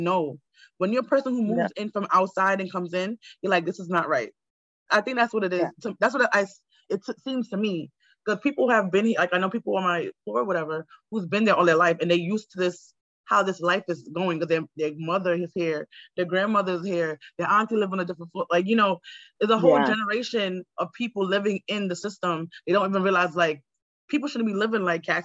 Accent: New York City, New York, United States; I grew up in Queens and Laurelton, and they have good water. But my family's from Jamaica

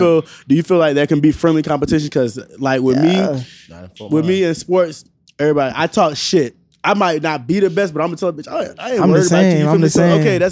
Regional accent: Naples, Florida, United States; I'm from Naples

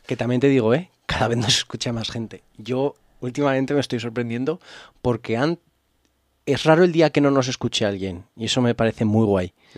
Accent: Alfaro, La Rioja, Spain; yo soy de Alfaro

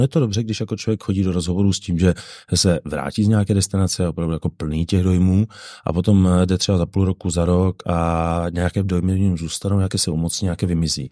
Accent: Bohemia, Czechia; jsem z Čech

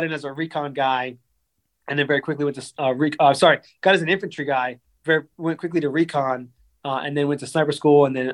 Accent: Silver Lakes, Florida, United States; I grew up in Silver Lakes

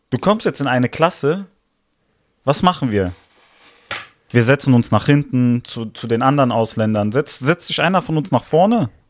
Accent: Italy; Ja, ich fühle mich meiner Heimat schon verbunden. Ich sag schon, ich bin Italiener, ja.

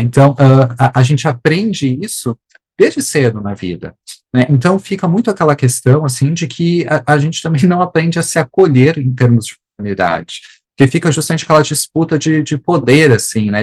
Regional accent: South Region, Brazil; Eu sou, eu sou do Sul

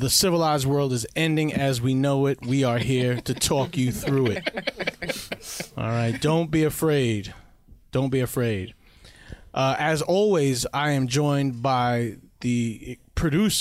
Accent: New York, United States; I grew up in Queens

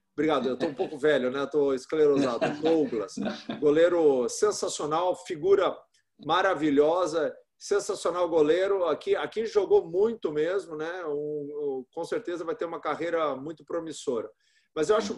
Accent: São Paulo, Brazil; eu sou paulistano

